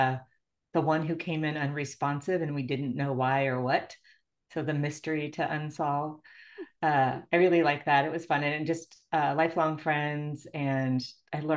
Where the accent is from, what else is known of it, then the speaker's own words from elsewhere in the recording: Illinois, United States; moved away; I grew up in Illinois